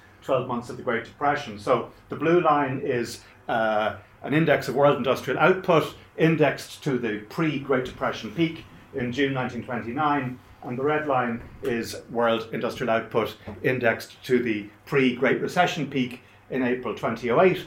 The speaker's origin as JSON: {"language": "English", "country": "Ireland", "said": "As an Irish Catholic"}